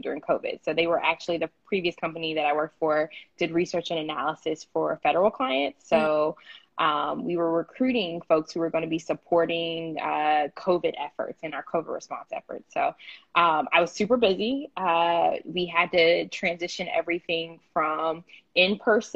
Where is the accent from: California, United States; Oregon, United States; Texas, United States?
Texas, United States; Houston; moved away; also born or lived in Syracuse; I grew up in Houston, Texas. I was born there